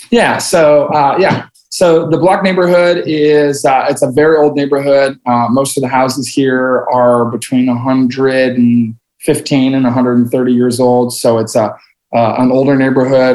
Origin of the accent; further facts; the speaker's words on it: Logan, Iowa, United States; I grew up in a little farm town in western Iowa. Uh, I jokingly say that there are more people at First Christian Church in Decatur than there are in my hometown in uh, in Logan, Iowa